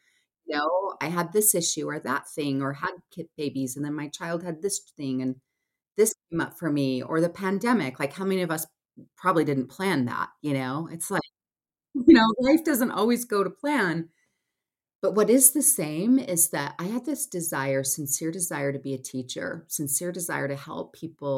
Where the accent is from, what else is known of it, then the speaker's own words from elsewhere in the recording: Salt Lake City, Utah, United States; I'm based in Salt Lake City, Utah. I grew up here